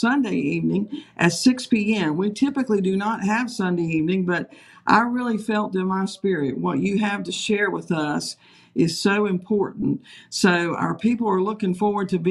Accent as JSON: {"language": "English", "area": "Page County", "region": "Virginia", "country": "United States", "said": "I was originally from Page County, so I know a little bit about this particular area"}